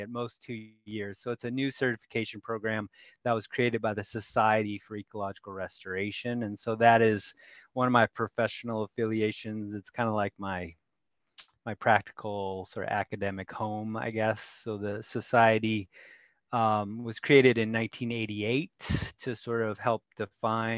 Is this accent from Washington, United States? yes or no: yes; Federal Way, Washington, United States; also born or lived in Seattle / Olympia / Bolivia; now in Tacoma, United States; I was born in Seattle. I grew up in Federal Way, which is just south of us